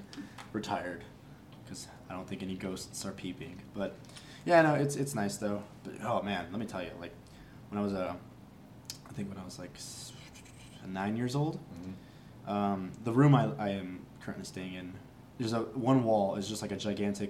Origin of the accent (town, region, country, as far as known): Las Vegas, Nevada, United States; born or raised there; also born or lived in Los Angeles, California